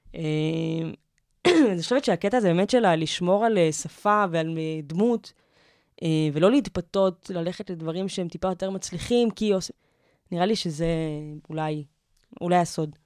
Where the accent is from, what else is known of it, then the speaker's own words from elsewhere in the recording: Givatayim, Tel Aviv District, Israel; also born or lived in Petah Tikva; now in Tel Aviv, Israel; אני גדלתי בגבעתיים